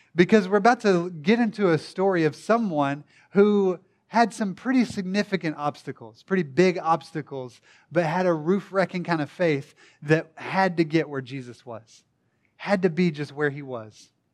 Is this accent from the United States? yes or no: yes; Tishomingo, Oklahoma, United States; also born or lived in Durant, Oklahoma; I'm from Durant, not a big city necessarily. Tishomingo, if you wanna get really specific